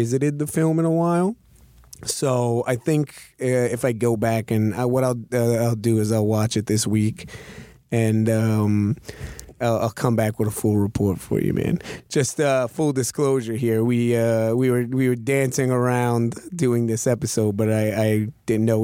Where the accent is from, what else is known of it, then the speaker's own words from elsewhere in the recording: New York City, New York, United States; I saw a lot, in Cobble Hill, Brooklyn